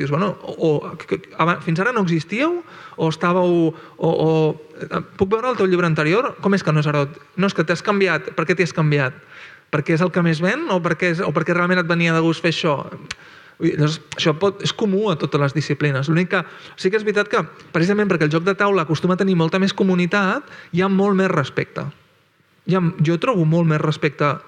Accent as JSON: {"language": "Catalan", "town": "Barcelona", "region": "Catalonia", "country": "Spain", "tie": "born or raised there", "said": "jo vaig créixer, créixer en una jugateria de Barcelona"}